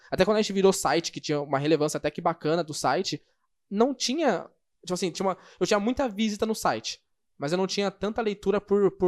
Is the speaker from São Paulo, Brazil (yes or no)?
yes; São Paulo, Brazil; e como eu sou de São Paulo, SP.